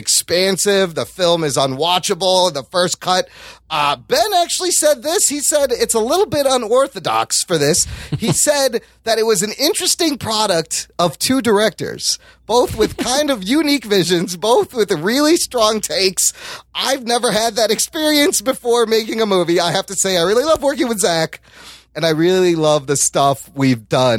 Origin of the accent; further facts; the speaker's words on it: Pakistan; I'm a Pakistani that looks white